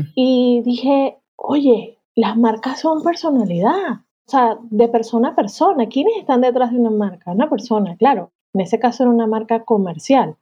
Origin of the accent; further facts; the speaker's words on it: Venezuela; now in Málaga, Spain; yo como venezolana